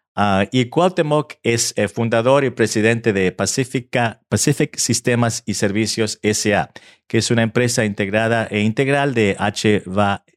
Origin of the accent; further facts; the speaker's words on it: Argentina; now in United States; aunque nací en Argentina hace muchos años atrás y mi español, eh, mi español no es perfecto